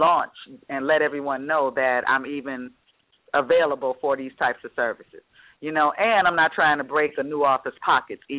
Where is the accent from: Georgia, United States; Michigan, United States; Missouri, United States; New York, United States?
Michigan, United States; Detroit; I'm from the Detroit area